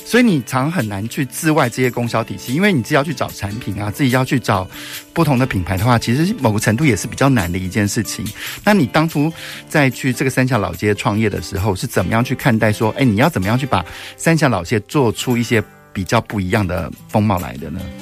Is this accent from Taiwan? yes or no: yes; Taiwan; 我们来自台湾